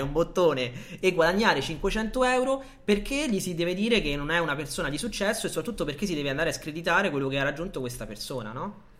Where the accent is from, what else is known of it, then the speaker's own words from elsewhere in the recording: Italy; noi ci siamo italiani, siamo nati in Italia, eh, siamo cresciuti in un paese